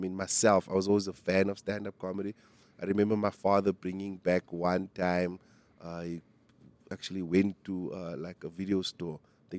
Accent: King William's Town, Eastern Cape, South Africa; now in Johannesburg, South Africa; So I grew up in King Williamstown. That's all the way in the Eastern Cape. Very, very, very small town. And I grew up in a small place called Breitbach.

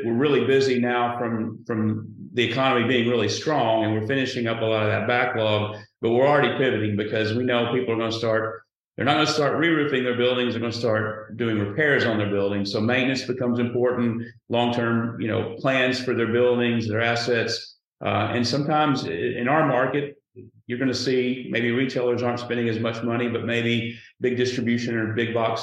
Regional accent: Sheridan, Arkansas, United States; This is my hometown. This is where I grew up.

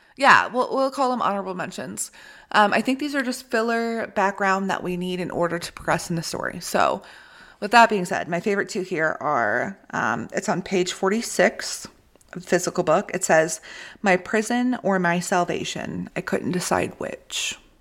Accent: Midwest, United States; we're both from the Midwest

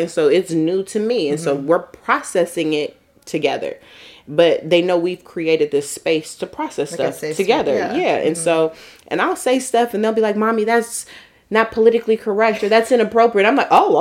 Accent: San Francisco, California, United States; moved away; growing up in San Francisco

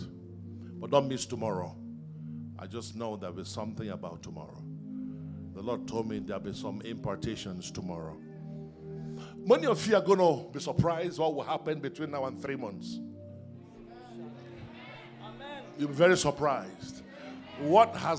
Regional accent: Nigeria; I grew up in Nigeria

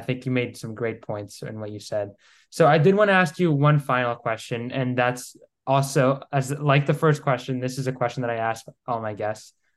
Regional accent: Greece; I'm from Greece

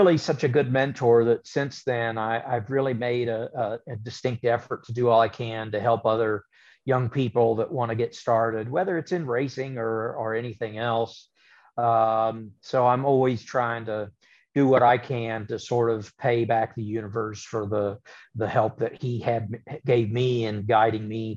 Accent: Topeka, Kansas, United States; they built Heartland Park Topeka, which was a giant road course / drag strip in my hometown

